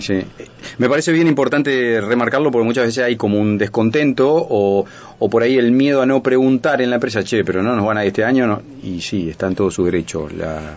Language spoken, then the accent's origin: Spanish; Uruguay; somos los uruguayos